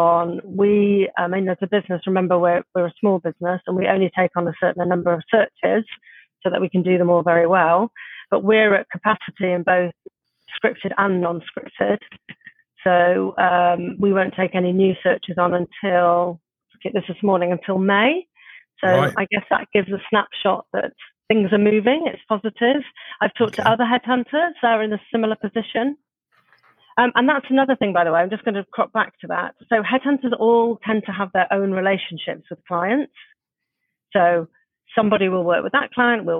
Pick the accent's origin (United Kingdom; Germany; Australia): United Kingdom; Middlesbrough, North East England; also born or lived in London; now in Brighton, United Kingdom; I'm from Middlesbrough originally